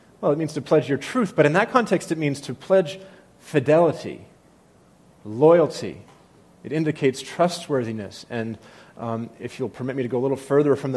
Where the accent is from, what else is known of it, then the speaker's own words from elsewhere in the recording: New England, United States; I come from New England where, you know, sarcasm is like a spiritual gift